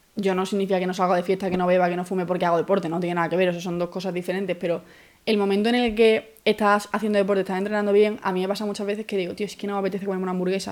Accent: Málaga, Andalusia, Spain; moved away as an adult; now in Madrid, Spain; Soy de Málaga, llevo cinco años aquí

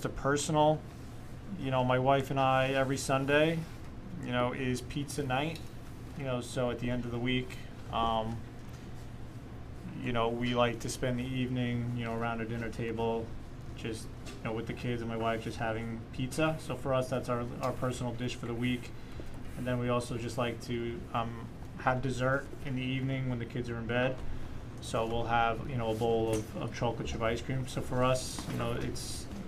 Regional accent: Smithtown, New York, United States; moved away as an adult; also born or lived in Middletown, New York; now in Mid-Hudson Valley, United States; I grew up in Smithtown, New York, which is on Long Island.

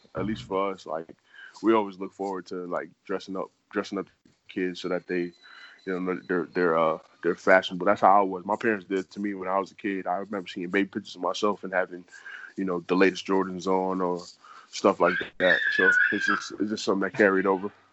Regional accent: New York City, New York, United States; moved away as an adult; now in Arizona, United States; I'm from New York City

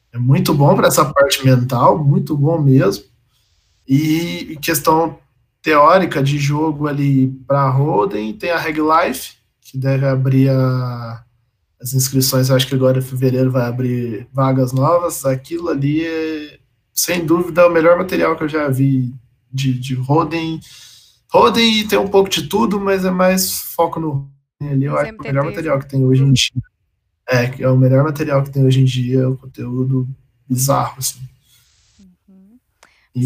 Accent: Campo Belo, Minas Gerais, Brazil; moved away as an adult; now in Lavras, Brazil; eu sou de Campo Belo, morei a vida inteira em Campo Belo, que é aqui do lado

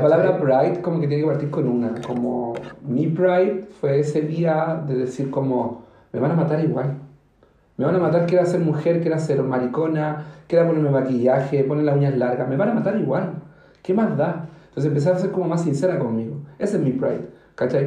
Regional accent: Chile; also born or lived in Recoleta, Santiago; como chilena

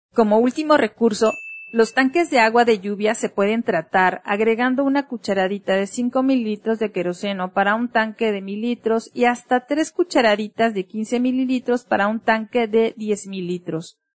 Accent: Mexico

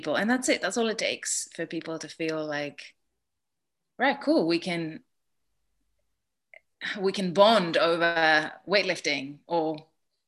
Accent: Greece; moved away; I grew up in Greece

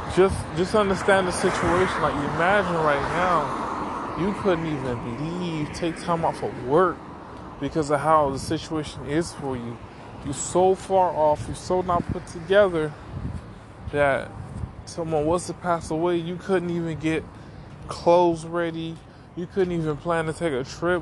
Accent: Miami, Florida, United States; I'm from Miami

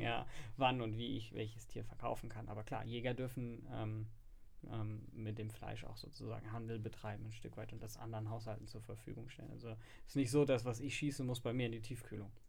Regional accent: Frankfurt, Hesse, Germany; als äh, Frankfurter arbeitet man in der Finanz- und Versicherungsbranche

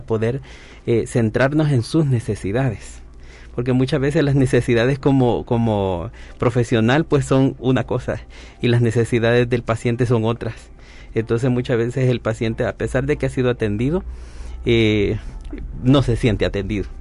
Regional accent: El Salvador; soy enfermero, docente de la Universidad de El Salvador

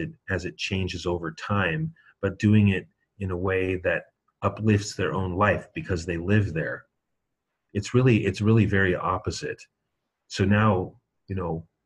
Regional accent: United States; I'm an American

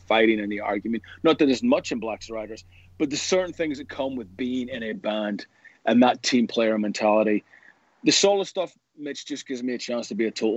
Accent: Belfast, Northern Ireland, United Kingdom; growing up in Northern Ireland

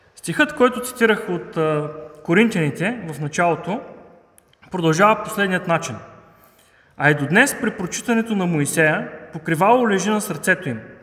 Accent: Haskovo, Haskovo Province, Bulgaria; now in Sofia, Bulgaria; аз лично съм хасковлия

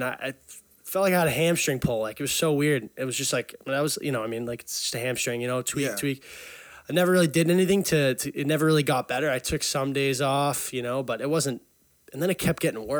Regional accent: Burlington, Massachusetts, United States; I grew up in Burlington, Mass. 22.

